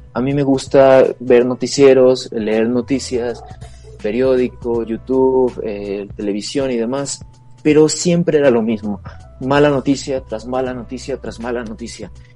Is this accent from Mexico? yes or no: yes; Mexico